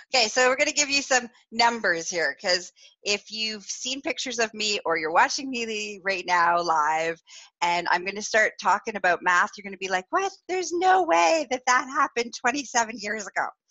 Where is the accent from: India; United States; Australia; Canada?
Canada; Northern Ontario; I grew up in Northern Ontario, so in a small town